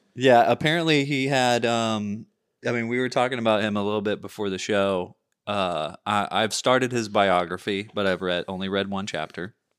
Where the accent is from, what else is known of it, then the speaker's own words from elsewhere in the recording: United States; as a culture, as an American culture